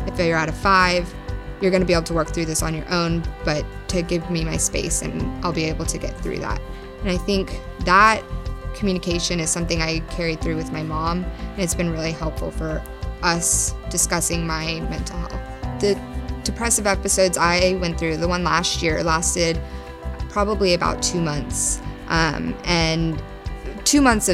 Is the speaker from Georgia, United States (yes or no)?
no; The Woodlands, Texas, United States; Growing up in the Woodlands